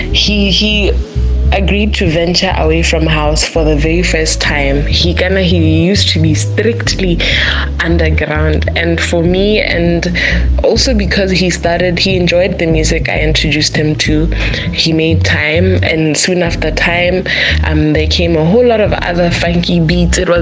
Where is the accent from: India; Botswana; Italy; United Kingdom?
Botswana; we are from Botswana